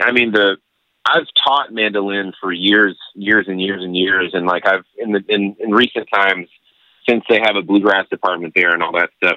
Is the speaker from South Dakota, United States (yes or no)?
no; El Paso, Texas, United States; I grew up in El Paso, Texas